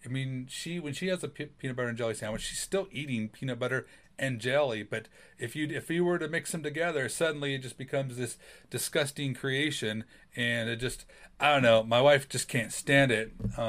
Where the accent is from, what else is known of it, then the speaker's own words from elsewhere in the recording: California, United States; my loyalty and my teams are a little bit odd because I was raised in California.